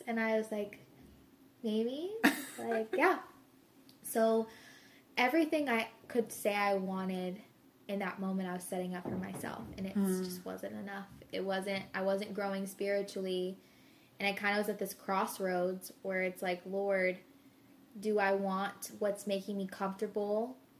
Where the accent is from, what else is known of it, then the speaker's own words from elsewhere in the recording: Arizona, United States; moved away as an adult; I'm from Arizona